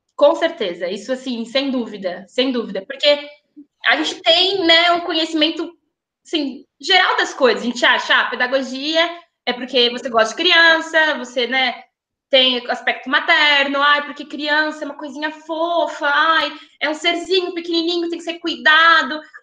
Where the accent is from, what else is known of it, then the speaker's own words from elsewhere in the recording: São Paulo, Brazil; moved away as an adult; also born or lived in São Carlos; me criei em São Paulo